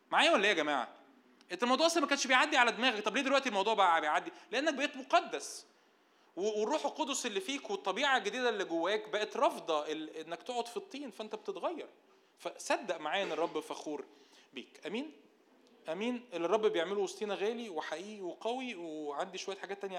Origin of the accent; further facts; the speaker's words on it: Egypt; بسبب شرقيتنا بسبب ان احنا مصريين وعايشين في مجتمع متدين